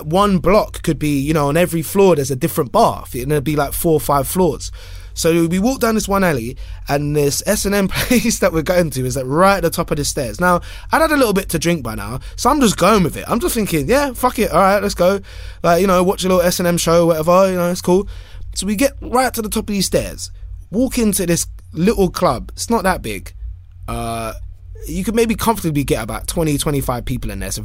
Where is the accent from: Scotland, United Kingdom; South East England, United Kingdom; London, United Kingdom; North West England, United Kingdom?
London, United Kingdom; I'm from London